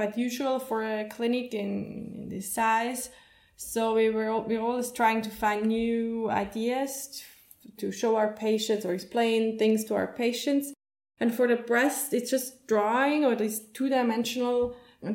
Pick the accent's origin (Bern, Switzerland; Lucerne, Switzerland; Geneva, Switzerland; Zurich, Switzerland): Zurich, Switzerland; around; I grew up like around Zurich